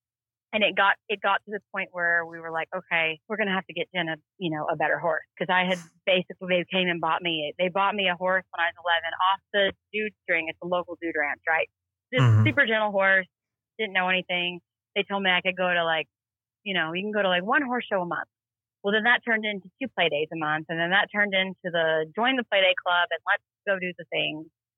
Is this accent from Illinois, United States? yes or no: no; Duncan, Oklahoma, United States; born there; I was born in Duncan, Oklahoma. My dad worked for Halliburton.